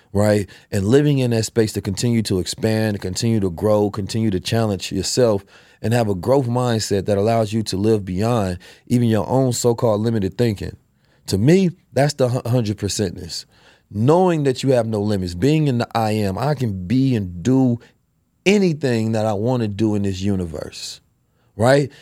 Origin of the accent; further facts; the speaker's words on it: United States; we grew up in America